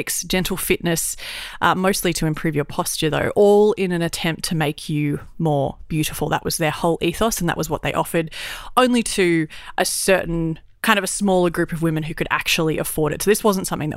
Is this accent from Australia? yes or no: yes; Brisbane, Queensland, Australia; growing up in Brisbane, it's stinking hot